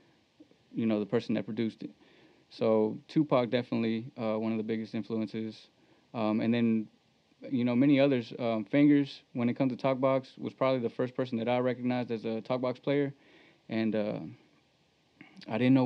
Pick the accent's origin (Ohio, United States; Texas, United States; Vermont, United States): Texas, United States; Hempstead; also born or lived in Temple, Texas / Belton, Texas; I was born in Temple, Texas. I grew up in Central Texas in Belton. And then when I was younger, I was still in elementary when we moved over to Hempstead. So I went to school, elementary in Hempstead, and high school, graduated in Hempstead